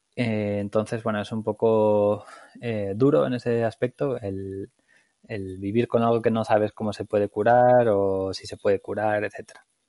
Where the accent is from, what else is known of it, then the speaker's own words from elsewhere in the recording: Aranda de Duero, Castile and León, Spain; moved away; also born or lived in Barcelona; soy un chico de Aranda de Duero, de Burgos, en España